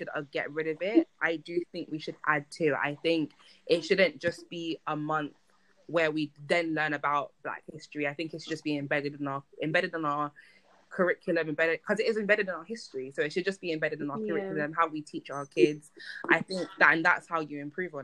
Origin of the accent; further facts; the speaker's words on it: London, United Kingdom; moved away as an adult; now in Cardiff, United Kingdom; I grew up in London in a place called Hackney